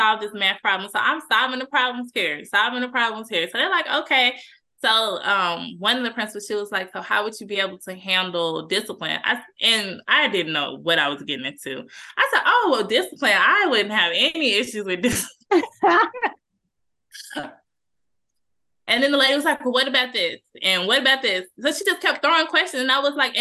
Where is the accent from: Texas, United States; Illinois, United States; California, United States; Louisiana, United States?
Texas, United States; Cedar Hill; I grew up in Cedar Hill.